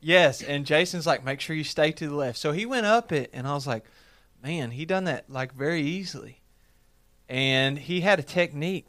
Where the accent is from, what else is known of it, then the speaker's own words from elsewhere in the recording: Lake Cumberland, Kentucky, United States; I grew up on Lake Cumberland